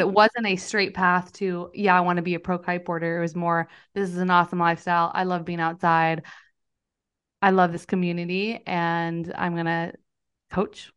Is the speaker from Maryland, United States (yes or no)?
no; Northern California, United States; also born or lived in San Diego; I grew up in Northern California in a really rural area